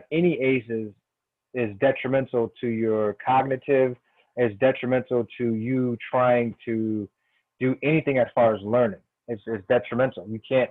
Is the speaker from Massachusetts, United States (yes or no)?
yes; Springfield, Massachusetts, United States; now in Washington, D.C., United States; my hometown, Springfield, Massachusetts